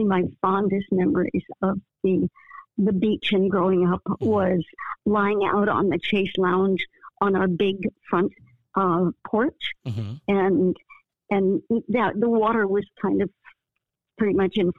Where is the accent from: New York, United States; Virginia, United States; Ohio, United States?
Virginia, United States; Falls Church; also born or lived in Washington, D.C.; now in Detroit, United States; I grew up in a town that was just like 7 miles outside of D.C. called Falls Church, Virginia